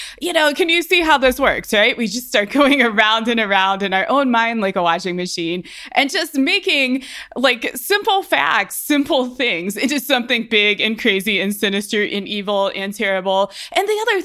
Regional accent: Ohio, United States; now in Colorado, United States

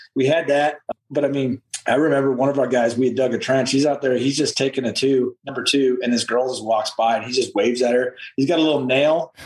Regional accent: Midwest, United States; moved away as an adult; I'm from the Midwest

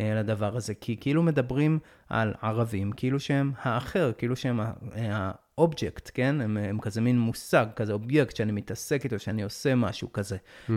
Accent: Jerusalem, Jerusalem District, Israel; אני הייתי ירושלמי כל החיים, גדלתי באזור תלפיות, באקה

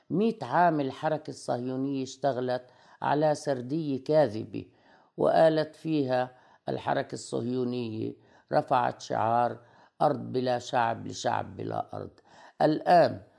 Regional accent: Lebanon; also born or lived in Palestine; أنا بالأصل لبنانية الجنسية لكني فلسطينية الهوى فبجمع ما بين آه، آه، يعني آه، رمزية ما أكون لبنانية وفلسطينية في آن معا

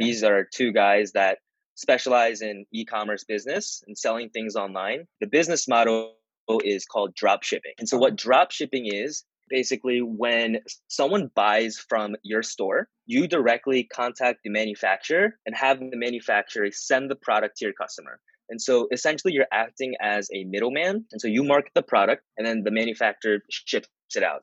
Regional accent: suburbs of Philadelphia, Pennsylvania, United States; also born or lived in Japan; I was born in Japan. Uh, when I was four years old, I moved to the suburbs of Philadelphia. Yeah, I've been living here since then

